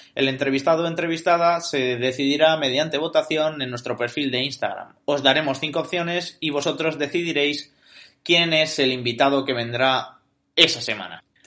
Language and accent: Spanish; Logroño, La Rioja, Spain; Nacido y criado en mi Logroño natal